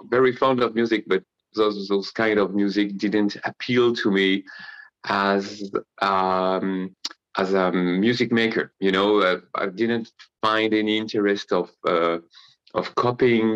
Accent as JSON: {"language": "English", "town": "Paris", "region": "Île-de-France", "country": "France", "tie": "born or raised there", "said": "I'm living currently in Paris, in France. I was born in Paris 47 years ago."}